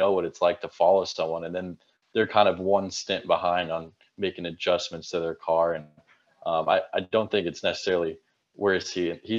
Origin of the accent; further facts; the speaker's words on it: Arizona, United States; I'm from Arizona.